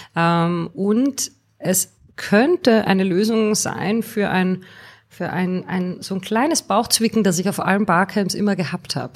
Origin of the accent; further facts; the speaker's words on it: Austria; moved away as an adult; now in Bonn, Germany; ich bin gebürtige Österreicherin